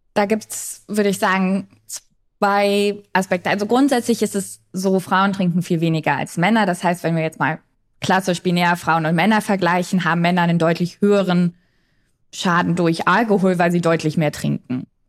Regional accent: East Germany, Germany; ich komme aus Ostdeutschland, ich bin sehr viel mit diesen Erzählungen groß geworden

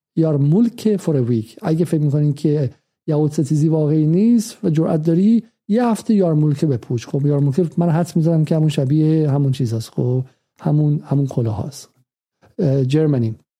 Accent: Iran; now in London, United Kingdom; ما که ایرانی هستیم

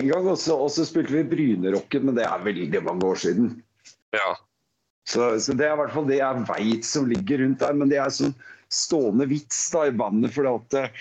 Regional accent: Vinterbro, Akershus, Norway; Altså, jeg er jo fra Vinterbro, men jeg er jo Oslo-fyr.

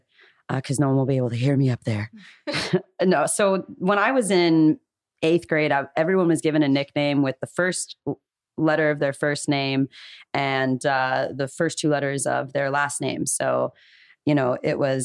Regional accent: Calabasas, California, United States; I grew up in Calabasas

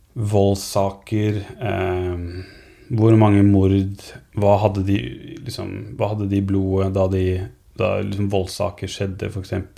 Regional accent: Norway; Som nordmann

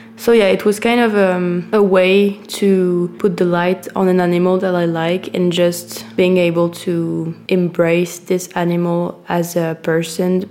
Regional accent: France; English is a second language; I'm French

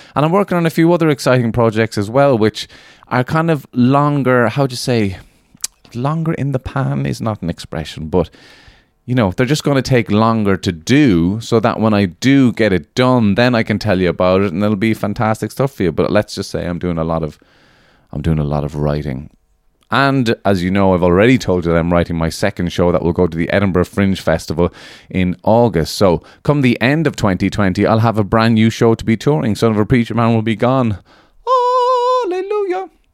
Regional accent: Ireland

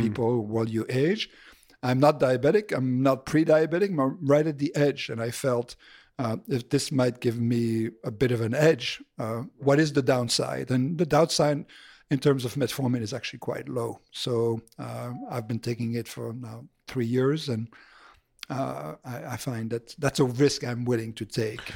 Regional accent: Belgium; moved away as an adult; also born or lived in Boston; I'm originally from Belgium.

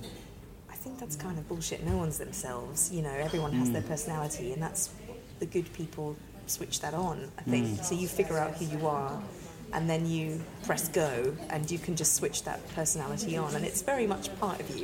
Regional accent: South Africa; moved away; Because I grew up in South Africa. I spent many years there as a teenager

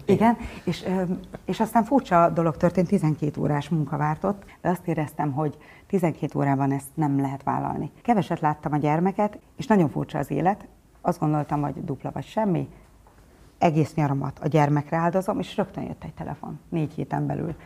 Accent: Gyula, Békés, Hungary; also born or lived in Budapest; Gyulán születtem

